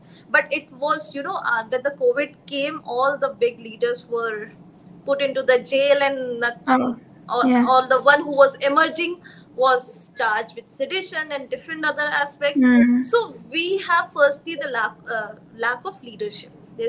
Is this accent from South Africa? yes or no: no; India; as an Indian Muslim